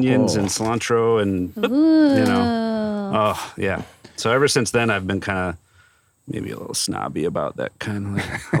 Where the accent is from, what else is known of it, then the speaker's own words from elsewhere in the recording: Detroit, Michigan, United States; I grew up in Detroit